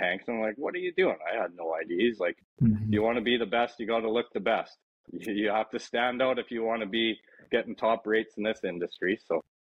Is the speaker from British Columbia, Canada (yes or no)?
yes; Rossland, British Columbia, Canada; I'm from Roslyn, British Columbia, Canada